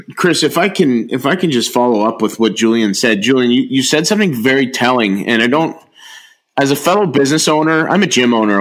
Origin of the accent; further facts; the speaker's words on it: Niagara, Ontario, Canada; I'm from Niagara